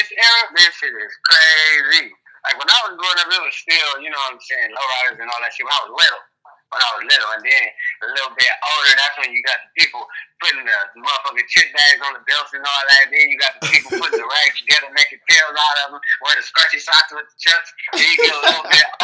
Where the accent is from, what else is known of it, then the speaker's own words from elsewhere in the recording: Los Angeles, California, United States; I'm from Los Angeles, exactly, but I'm from Watts. We like right next to Compton